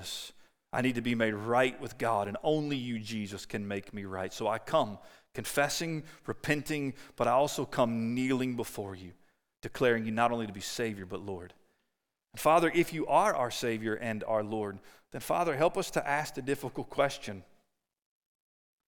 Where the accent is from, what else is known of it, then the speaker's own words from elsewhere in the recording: Winchester, Kentucky, United States; what I consider my hometown in Winchester, Kentucky